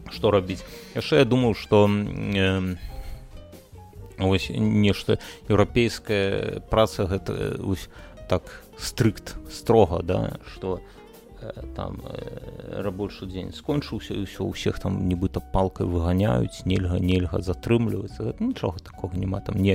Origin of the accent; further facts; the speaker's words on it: Belarus; мы як беларусы мы цалкам такія яшчэ маладыя так у нас там працэсы толькі-толькі пачалі будавацца